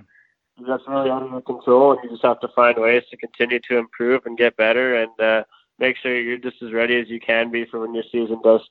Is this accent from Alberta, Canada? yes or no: yes; Edmonton, Alberta, Canada; from Edmonton, Alberta, and born and raised here.